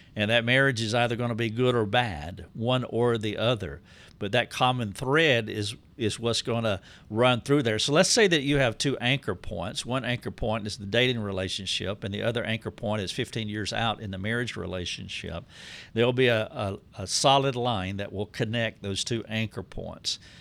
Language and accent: English; the South, United States; I'm from the South. I have been shaped by the Southern culture